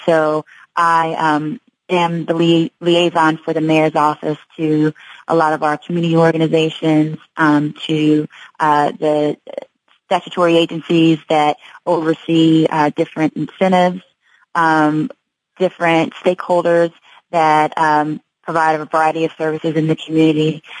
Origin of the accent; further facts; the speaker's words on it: Kansas City, Missouri, United States; I'm from Kansas City. Uh, went to school out of state, but I came back home after I graduated